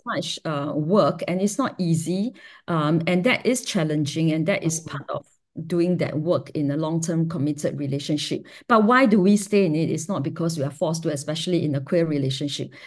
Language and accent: English; Singapore; growing up in Singapore is a, is a, is a fiercely heteronormative